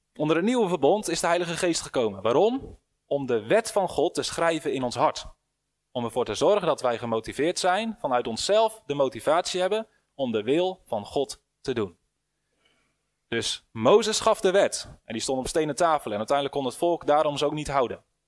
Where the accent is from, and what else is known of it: Netherlands